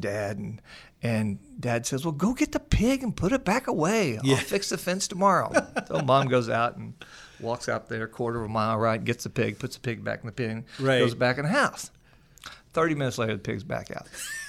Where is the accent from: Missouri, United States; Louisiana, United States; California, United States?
Missouri, United States; So I've been on the show before, and you know that I grew up in the Midwest, a little town outside of Springfield, Missouri, a little dairy community.